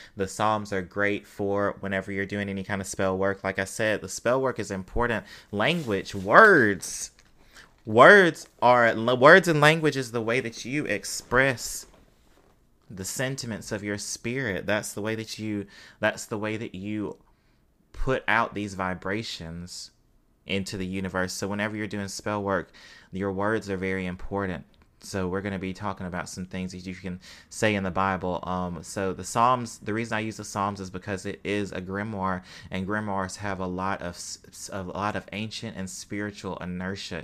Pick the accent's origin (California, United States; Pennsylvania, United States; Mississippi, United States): Mississippi, United States; I'm from Mississippi.